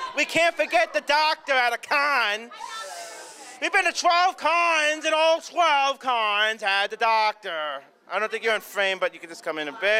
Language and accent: English; Long Island, New York, United States; We're from Long Island.